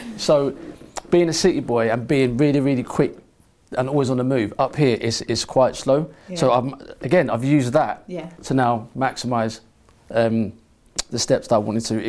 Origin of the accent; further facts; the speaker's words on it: London, United Kingdom; I'm from London. I grew up with the Gucci loafers, the slim...